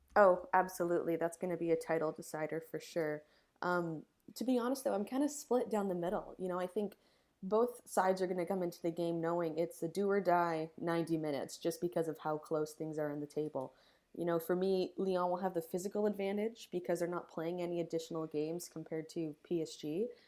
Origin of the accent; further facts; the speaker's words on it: Canada; being Canadian